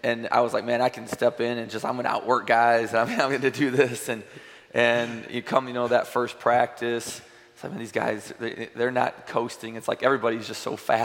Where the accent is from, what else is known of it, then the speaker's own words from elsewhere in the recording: Valparaiso, Indiana, United States; moved away as an adult; now in Nashville, United States; growing up in Valparaiso and the people that have followed me through high school